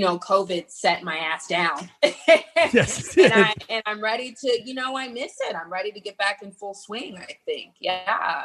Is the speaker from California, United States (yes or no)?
yes; San Diego, California, United States; moved away as an adult; now in Los Angeles, United States; I grew up in San Diego, La Jolla, to be specific. I've been in LA for a while, though.